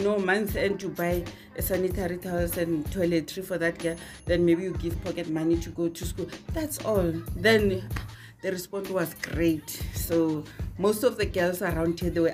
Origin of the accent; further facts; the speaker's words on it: Ga-Rankuwa, North West, South Africa; also born or lived in Johannesburg, South Africa; I'm originally from Harankuwa, Zone 1.